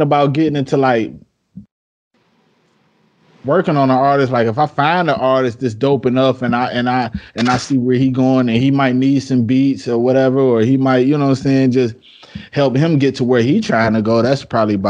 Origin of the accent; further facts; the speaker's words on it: Detroit, Michigan, United States; moved away as an adult; now in South Carolina, United States; I'm from Detroit, I just moved out to South Carolina in August.